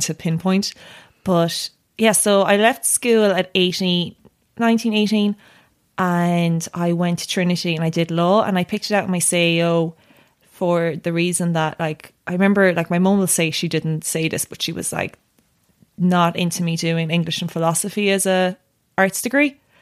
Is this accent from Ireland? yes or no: yes; Tipperary, Munster, Ireland; I grew up in Tipperary